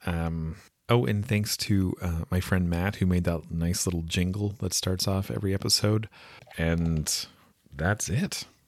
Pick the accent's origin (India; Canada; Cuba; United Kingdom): Canada; West Coast Canada; accent: West Coast Canadian; So this is my actual accent, in case, uh, any of you did wonder. It's a West Coast Canadian accent